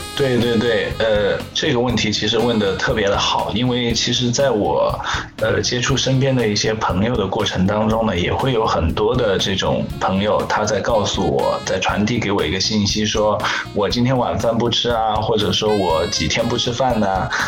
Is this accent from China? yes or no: yes; Hangzhou, Zhejiang, China; 我来自杭州，浙江杭州